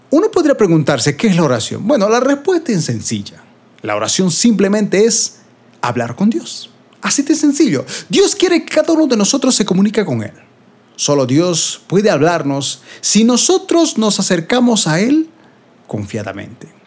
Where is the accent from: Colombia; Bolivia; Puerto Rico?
Bolivia; aquí en mi país de Bolivia estamos entrando en invierno